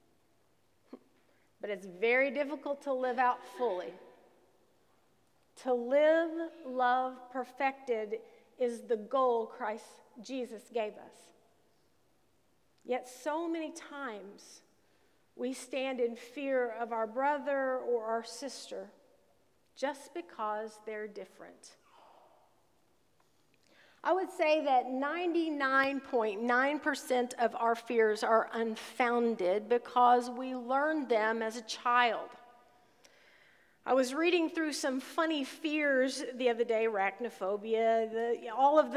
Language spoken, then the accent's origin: English; Southern Illinois, United States; when I was growing up in Southern Illinois